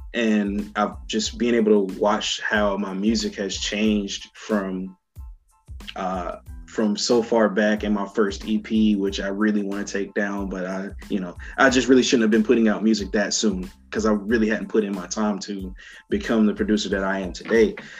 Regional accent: Raleigh, North Carolina, United States; my biggest set ever that I was about to have in my hometown. Uh, it was a thing called um, Raleigh Dance Music Festival

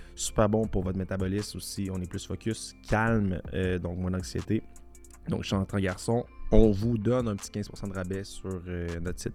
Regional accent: Charny, Quebec, Canada; on a grandi ensemble à Charny

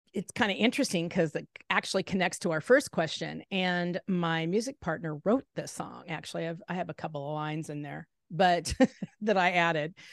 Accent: Salem, Oregon, United States; I kind of grew up in a smaller town in Salem, Oregon

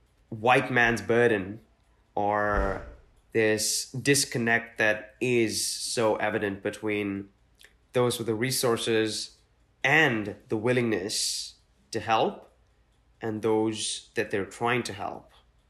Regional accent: Mumbai, Maharashtra, India; growing up in Mumbai, which is not where most of my family was from

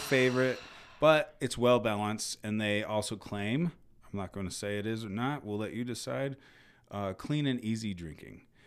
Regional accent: United States; I'm American

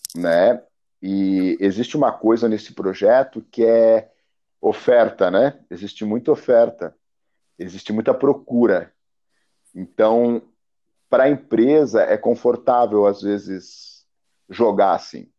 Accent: the South, Vale do Itajaí, Santa Catarina, Brazil; also born or lived in Germany; eu moro numa bolha aqui, cara, que é o sul

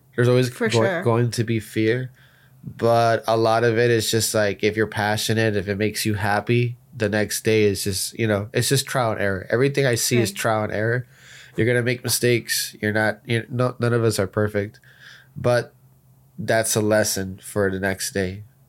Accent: Miami, Florida, United States; from Miami, Florida, representing Project Roadmap and the future of NFTs.

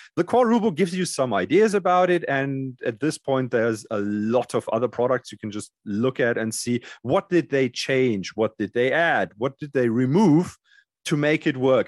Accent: Germany; D and D did not exist in Germany when I grew up.

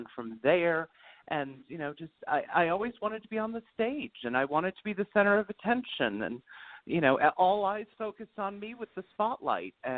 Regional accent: New York City, New York, United States; also born or lived in Bridgewater, New Hampshire; I was also raised in New York City

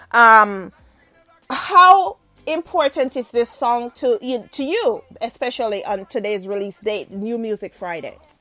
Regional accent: Jamaica; I'm Jamaican.

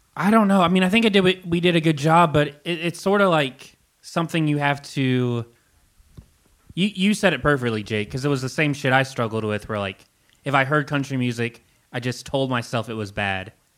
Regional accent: Kentucky, United States; growing up in Kentucky, I felt so disconnected from everything around me

